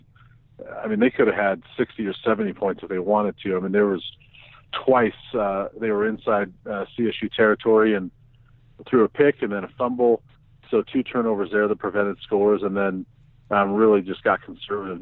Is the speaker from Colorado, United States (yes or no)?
yes; Colorado, United States; I grew up here, so I'm more from the Colorado side of it